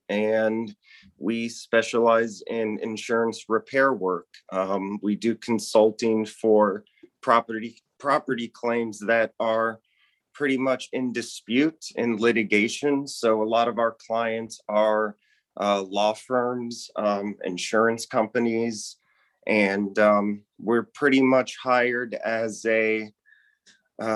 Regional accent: South Florida, United States; I was born and raised here in South Florida

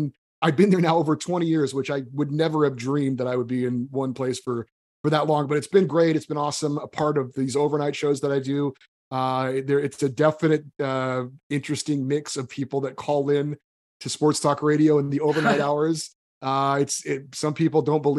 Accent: Central California, United States; moved away; also born or lived in Hawaii; I grew up and went to college in Central California. I went to Fresno State.

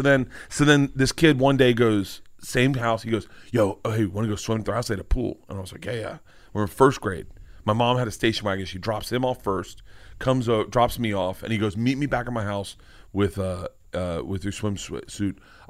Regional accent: Southern United States, United States; I heard white people say it growing up in the South. I mean, all of us that grew up in the South heard it.

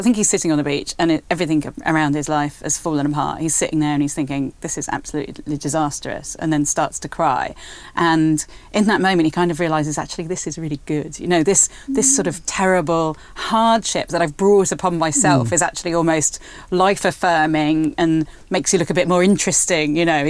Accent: United Kingdom; I'm British

